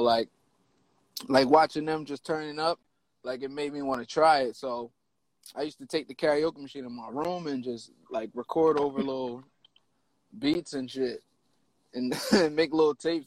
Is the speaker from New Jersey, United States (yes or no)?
yes; Penns Grove, New Jersey, United States; I am from Penns Grove, New Jersey, probably like one of the smallest towns in Jersey